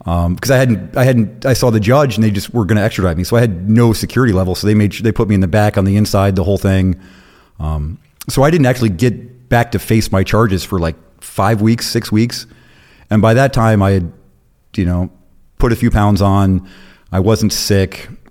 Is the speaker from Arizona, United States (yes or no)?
yes; Arizona, United States; also born or lived in South Carolina / Florida; lived in Florida for a while, really came up in Arizona, lived in Arizona twenty years. That's where I was junior high, high school, and post high school